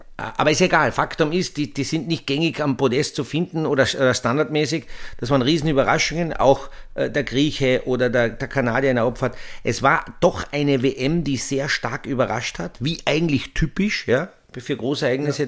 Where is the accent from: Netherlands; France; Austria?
Austria; für uns Österreicher